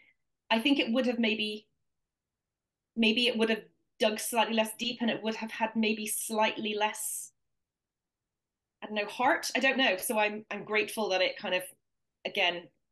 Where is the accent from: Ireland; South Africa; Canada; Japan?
Ireland; I grew up in in Ireland in the 80s, where 98% of the population was practicing Catholic and divorce was illegal